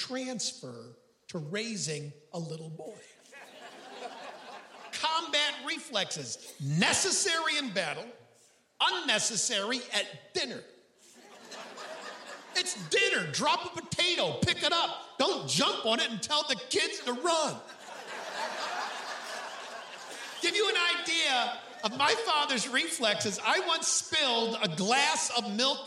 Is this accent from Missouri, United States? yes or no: no; Hornell, New York, United States; My hometown is Hornell, New York.